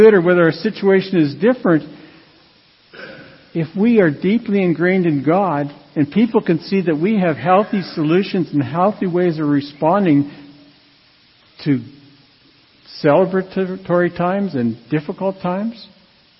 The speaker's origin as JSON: {"language": "English", "town": "Radville", "region": "Saskatchewan", "country": "Canada", "tie": "born or raised there", "said": "I grew up in Radville, Saskatchewan, and it was a town that was divided between French Catholic and English."}